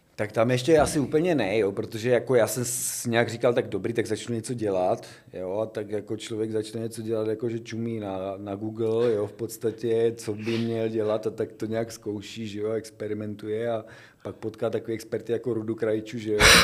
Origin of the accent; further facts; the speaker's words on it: a village near Brno, South Moravian Region, Czechia; já jsem z dědiny, že jo, původně kousek za Brnem